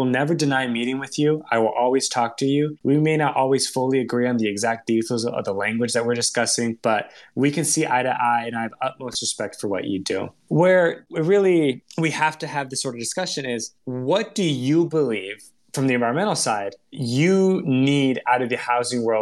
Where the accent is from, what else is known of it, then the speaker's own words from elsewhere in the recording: Tracy, California, United States; I grew up in Tracy, California